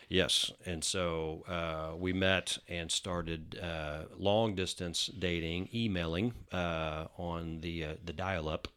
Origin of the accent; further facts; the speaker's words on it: Denton, Texas, United States; also born or lived in Houston; I was born in Houston. Uh, we moved to Denton when I was two, um, and that's where I went to, uh, uh, elementary school, preschool, uh, you know, middle school, all the way up to college in North Texas.